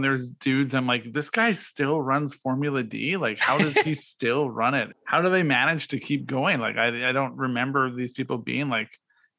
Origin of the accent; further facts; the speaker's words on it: Canada; I do know what it's like to be a Canadian in the car scene.